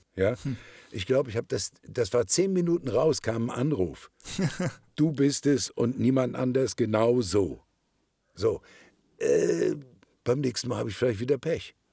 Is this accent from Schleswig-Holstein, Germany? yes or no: yes; Kiel, Schleswig-Holstein, Germany; accent: Norddeutsch; moved away; Ich komme ja aus Kiel